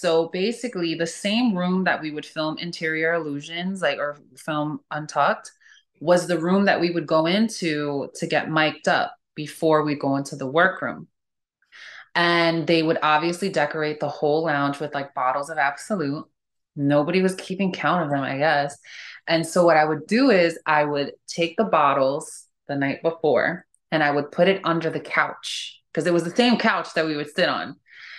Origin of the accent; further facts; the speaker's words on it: New York, United States; now in Los Angeles, United States; Like, I'm from New York.